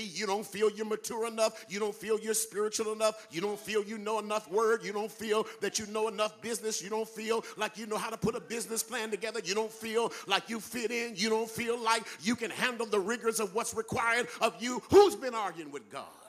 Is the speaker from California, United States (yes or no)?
yes; California, United States; I'm from California and I don't live in Mississippi